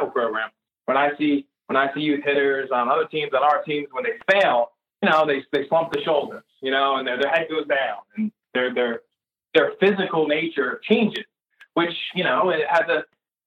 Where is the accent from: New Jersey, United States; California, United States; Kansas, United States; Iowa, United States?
New Jersey, United States; we're from New Jersey